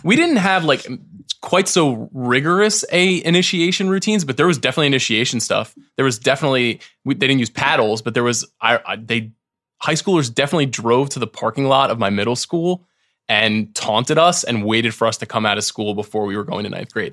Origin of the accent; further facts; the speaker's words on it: New York, United States; I'm from New York